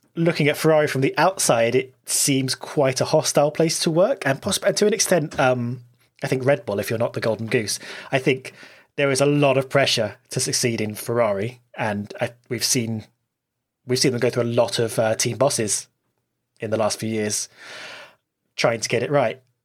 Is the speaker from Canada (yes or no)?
no; United Kingdom; I'm British